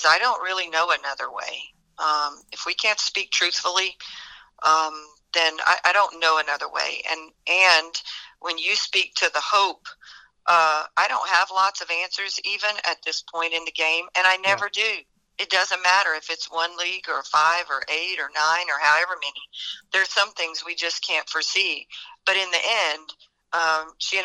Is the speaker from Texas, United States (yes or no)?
no; South Louisiana, United States; I grew up in South Louisiana in a really, really small town, maybe, I don't know, 1,500 people.